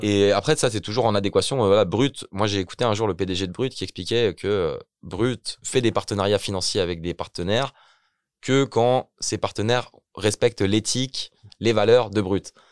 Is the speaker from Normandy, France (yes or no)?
no; Ermont, Île-de-France, France; moved away as an adult; also born or lived in Belgium; moi-même je viens d'Hermont, donc Hermont c'est une petite ville dans le 95, que j'ai grandi à Hermont